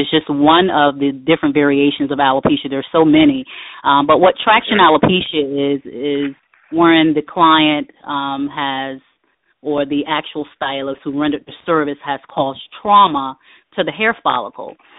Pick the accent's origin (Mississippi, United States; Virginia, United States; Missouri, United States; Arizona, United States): Virginia, United States; Norfolk; now in Virginia Beach, United States; I am originally from Norfolk, Virginia.